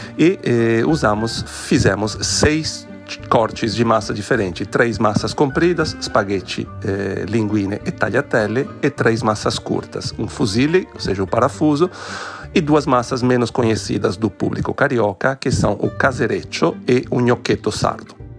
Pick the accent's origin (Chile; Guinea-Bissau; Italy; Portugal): Italy; Venice, Veneto; Portuguese is a second language; moved away as an adult; also born or lived in Brazil; now in Rio de Janeiro, Brazil; eu nasci em Veneza, vim para o Brasil há mais de 20 anos